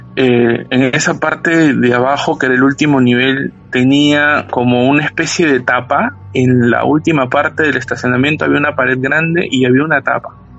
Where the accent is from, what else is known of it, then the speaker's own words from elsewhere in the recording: Peru; now in Lima, Peru; aquí en, en Lima